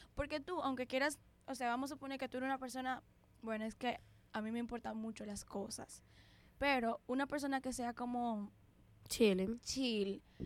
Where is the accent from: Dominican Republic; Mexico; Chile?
Dominican Republic; somos dominicanas. Y aquí en República Dominicana